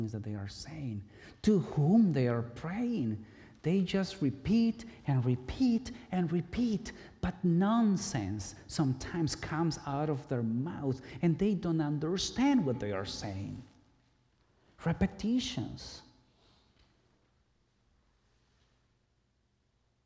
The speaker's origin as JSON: {"language": "English", "country": "Guatemala", "tie": "born or raised there", "moved": "yes", "said": "I grew up in Guatemala, in the Catholic Church"}